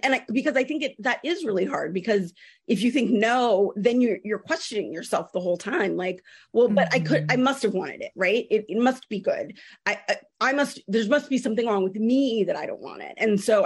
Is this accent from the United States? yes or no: yes; California, United States; I'm from California.